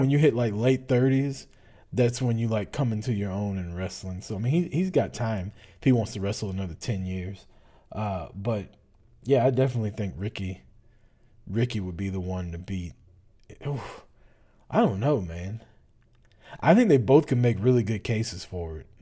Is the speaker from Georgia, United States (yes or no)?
yes; Atlanta, Georgia, United States; I grew up in Atlanta